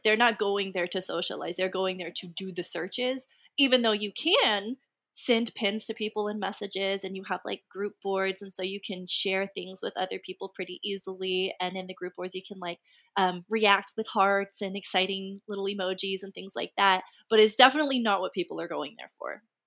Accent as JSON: {"language": "English", "region": "Texas", "country": "United States", "said": "I'm also from Texas."}